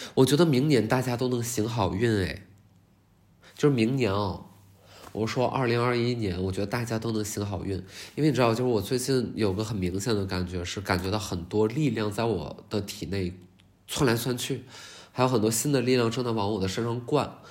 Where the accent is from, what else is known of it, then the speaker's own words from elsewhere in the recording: Qiqihar, Heilongjiang, China; 可能也是因为我是黑龙江齐哈尔人